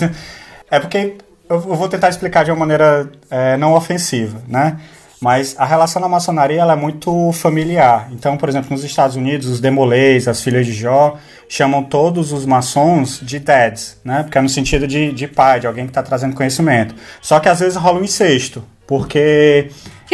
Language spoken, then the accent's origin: Portuguese; Fortaleza, Ceará, Brazil; accent: cearense; moved away as an adult; now in England, United Kingdom; Sou de Fortaleza. É, nascido, criado estragado né, em Fortaleza, né? E no interior do estado.